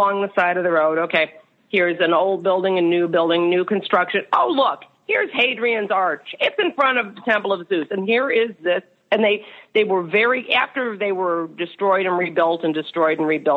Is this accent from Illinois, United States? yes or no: yes; Chicago, Illinois, United States; also born or lived in Florida; I come from Chicago, which we have the lakefront, and we have some parks